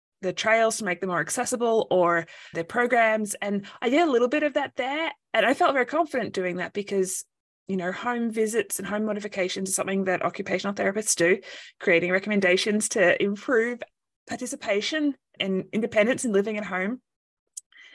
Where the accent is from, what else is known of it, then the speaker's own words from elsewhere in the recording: Australia; moved away as an adult; now in United States; I'm originally from Australia, but I fell in love with an American soldier. And so I've been living in the US for the last few years